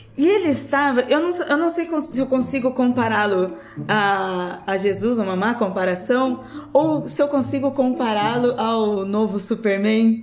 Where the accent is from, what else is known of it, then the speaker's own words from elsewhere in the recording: Brazil; somos brasileiros